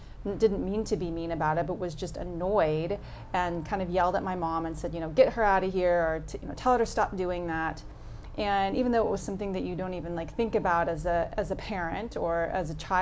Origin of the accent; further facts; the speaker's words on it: New York City, New York, United States; I grew up in Brooklyn, New York